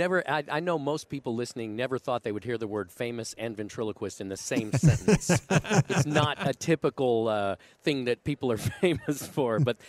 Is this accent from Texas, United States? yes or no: yes; Dallas, Texas, United States; now in Las Vegas, United States; I was born and raised in Dallas.